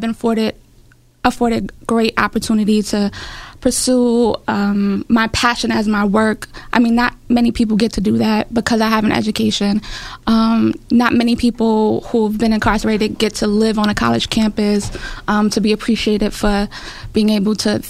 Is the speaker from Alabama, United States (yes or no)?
no; New York City, New York, United States; I grew up in Brownsville, Brooklyn